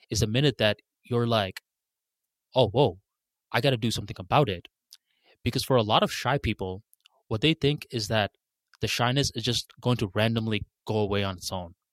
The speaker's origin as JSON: {"language": "English", "country": "Bangladesh", "second_language": "English", "moved": "yes", "said": "I moved from Bangladesh to a new country and I used to get mocked for my accent a lot."}